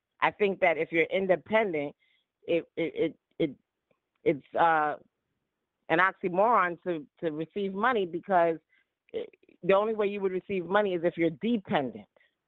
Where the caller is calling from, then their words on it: Brooklyn, New York, United States; from Brooklyn, New York.